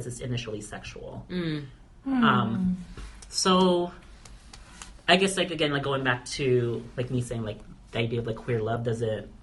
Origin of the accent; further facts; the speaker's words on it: Kodiak, Alaska, United States; moved away as an adult; I left Kodiak, so that's my hometown, small hometown